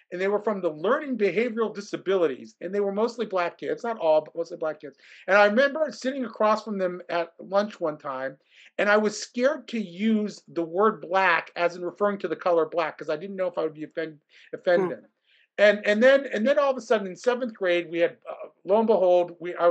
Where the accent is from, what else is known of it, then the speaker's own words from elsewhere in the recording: Columbus, Ohio, United States; I grew up in Columbus, Ohio